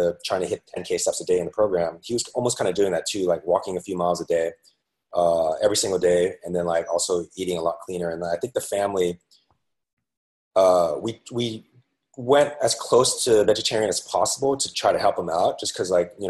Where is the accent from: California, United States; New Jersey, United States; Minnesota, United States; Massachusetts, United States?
California, United States; San Francisco; moved away as an adult; now in New York City, United States; I'm originally from San Francisco, and eventually found my way out to, born and raised there